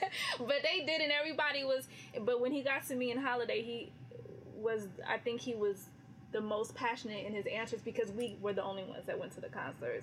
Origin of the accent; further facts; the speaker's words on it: California, United States; I'm from California.